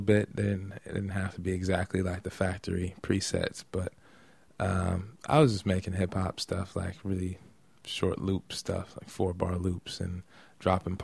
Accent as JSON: {"language": "English", "area": "the Valley", "region": "Southern California", "country": "United States", "tie": "born or raised there", "said": "I grew up in the Valley. Most of my time spent out there"}